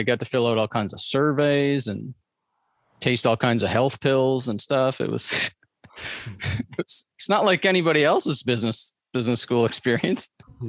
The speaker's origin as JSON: {"language": "English", "region": "Atlantic Canada", "country": "Canada", "tie": "born or raised there", "said": "so I grew up on the East Coast of Canada in poverty."}